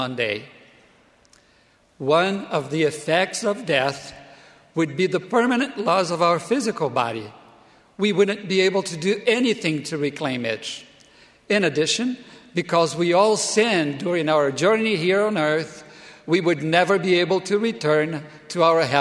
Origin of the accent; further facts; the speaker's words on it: Brazil; moved away as an adult; also born or lived in Provo, Utah; my home country, Brazil